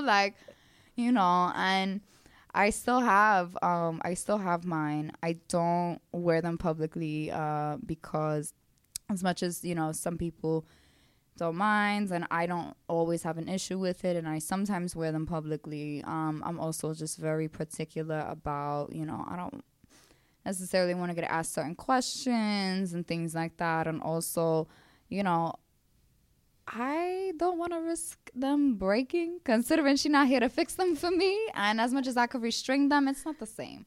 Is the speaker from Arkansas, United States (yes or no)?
no; New York City, New York, United States; accent: Brooklyn; growing up in Brooklyn